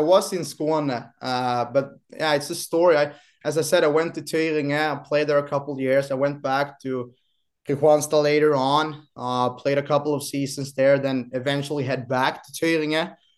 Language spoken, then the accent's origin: English; Kristianstad, Skåne, Sweden; now in Boden, Sweden; born and raised in Kristianstad, southern Sweden